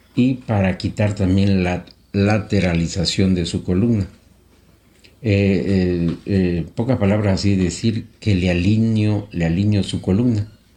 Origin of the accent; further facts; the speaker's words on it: Mexico; soy mexicano